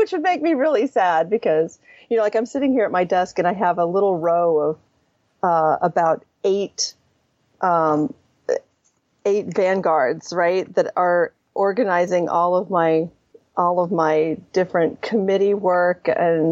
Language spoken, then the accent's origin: English; the South, United States; I grew up in the South